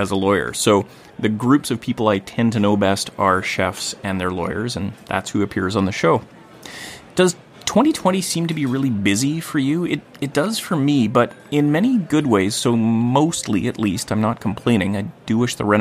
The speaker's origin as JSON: {"language": "English", "town": "Gibsons", "region": "British Columbia", "country": "Canada", "tie": "born or raised there", "said": "my hometown of Gibsons, BC on the Sunshine Coast"}